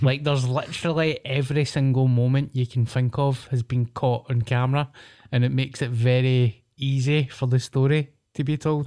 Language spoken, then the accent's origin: English; Paisley, Scotland, United Kingdom; as a Paisley boy when I was growing up